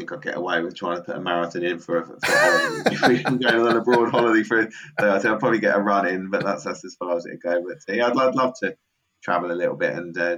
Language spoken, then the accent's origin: English; Milton Keynes, South East England, United Kingdom; Milton Keynes, my hometown